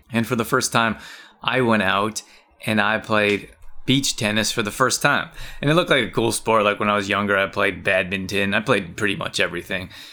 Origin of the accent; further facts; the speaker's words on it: Canada; I grew up in Canada